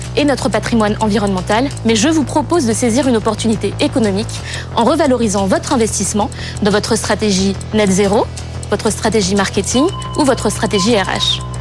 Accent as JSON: {"language": "French", "country": "Madagascar", "tie": "born or raised there", "said": "J'ai grandi à Madagascar, dans un écrin de paradis"}